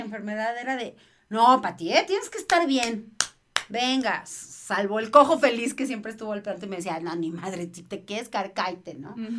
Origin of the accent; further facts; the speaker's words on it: Mexico; soy mamá mexicana